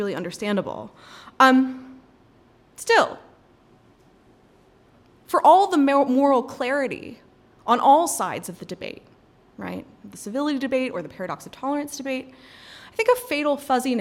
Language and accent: English; North Carolina, United States; I'm from North Carolina